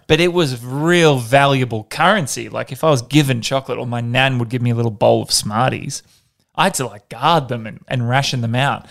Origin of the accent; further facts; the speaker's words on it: Perth, Western Australia, Australia; I grew up in Perth, so not a lot of snow over there